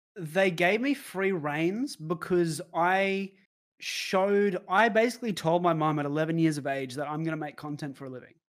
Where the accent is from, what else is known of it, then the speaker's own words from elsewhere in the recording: Brisbane, Queensland, Australia; moved away as an adult; also born or lived in Melbourne; born and raised in Brisbane, Australia